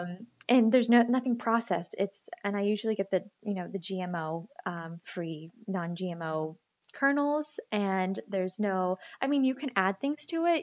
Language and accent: English; Greenville, Pennsylvania, United States; moved away as an adult; also born or lived in San Francisco / Boston; now in Ashland, Massachusetts, United States; I'm from Greenville, Pennsylvania